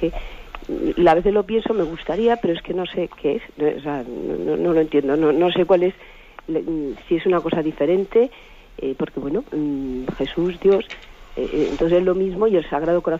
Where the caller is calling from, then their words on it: Madrid, Community of Madrid, Spain; de Madrid.